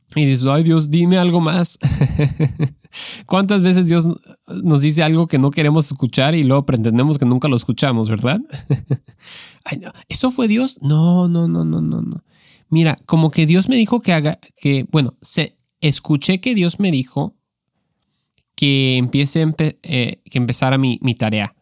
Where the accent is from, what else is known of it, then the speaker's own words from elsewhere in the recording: Mexico; creciendo en México